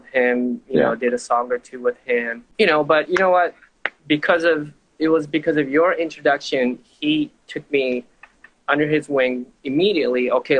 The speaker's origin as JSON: {"language": "English", "country": "Tanzania", "tie": "born or raised there", "also_born_or_lived": "London, United Kingdom / Japan / Silicon Valley, United States", "said": "So I grew up in Tanzania, London."}